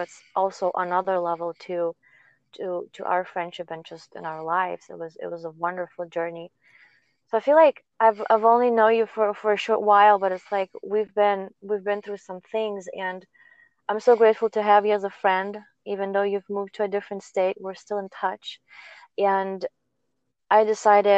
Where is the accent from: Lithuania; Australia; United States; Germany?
Lithuania; moved away; I'm from Lithuania